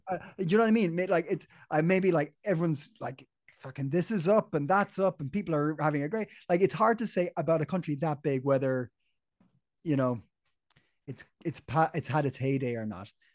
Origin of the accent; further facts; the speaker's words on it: Ireland; I grew up in Ireland